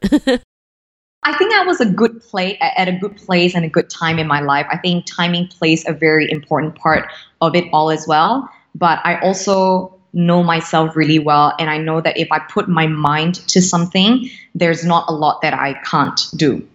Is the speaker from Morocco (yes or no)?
no; Singapore; Born and raised in Singapore, true blue Singaporean.